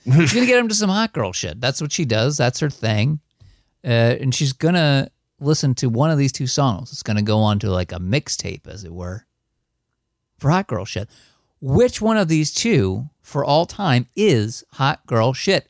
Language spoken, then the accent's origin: English; one town over from Hackensack, New Jersey, United States; I grew up, like, one town over from hack and sack